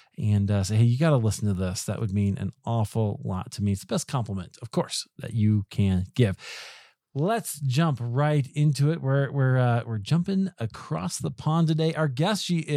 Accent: United States; we Americans

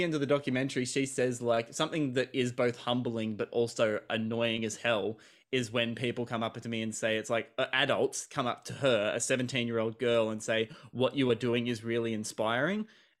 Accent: Australia; I kind of had to watch this out of obligation being Australian, and I believe it was the only Australian film in the whole program.

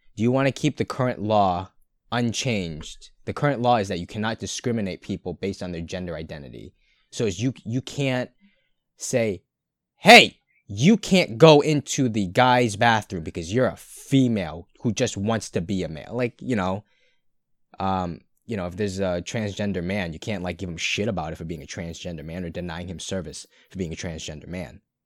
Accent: Brighton, Massachusetts, United States; I'm no longer in Brighton. So I'd have to troop thirty minutes back to my hometown

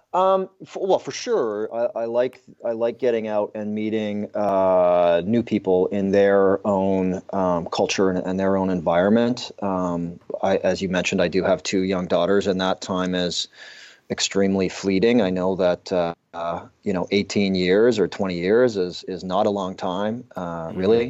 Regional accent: southern Alberta, Canada; I grew up in the Canadian, uh, prairies in southern Alberta

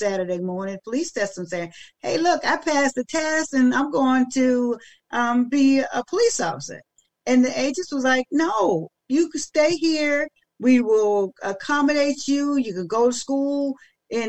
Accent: Maryland, United States; I'm from Maryland, but yeah, but then I only live like 40 minutes outside

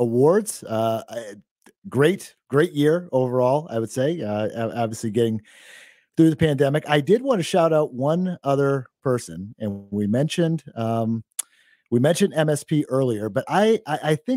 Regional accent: Maine, United States; I'm from Maine originally

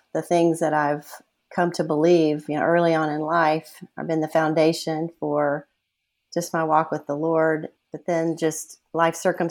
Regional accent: South Carolina, United States; moved away as an adult; now in Austin, United States; I'm originally from South Carolina

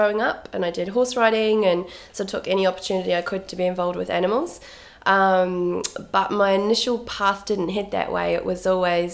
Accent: New Zealand; accent: Kiwi; moved away as an adult; also born or lived in London / Scotland / Vietnam / Houston; now in Perth, Australia; I grew up in New Zealand

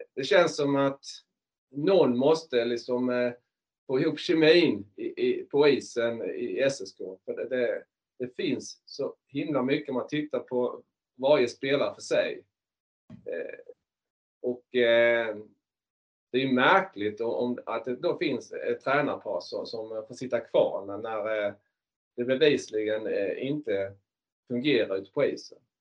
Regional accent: Markaryd, Kronoberg County, Sweden; moved away; jag är ju från Markaryd från början

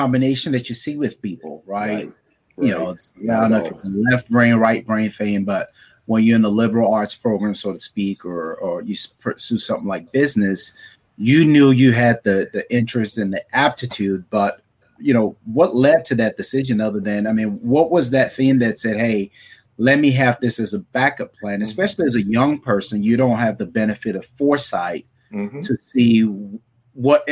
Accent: Nigeria; I'm Nigerian

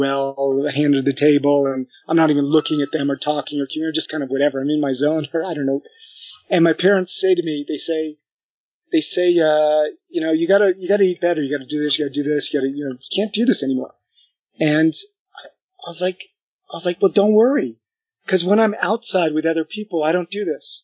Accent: United States; moved away as an adult; also born or lived in Paris, France; took me in as the American of the group

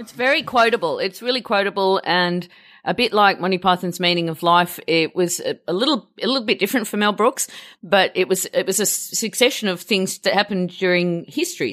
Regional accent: Australia; being Australian

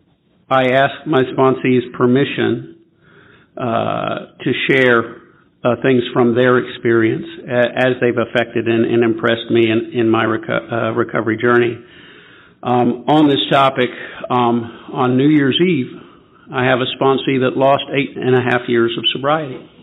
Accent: Memphis, Tennessee, United States; I'm from Memphis, Tennessee.

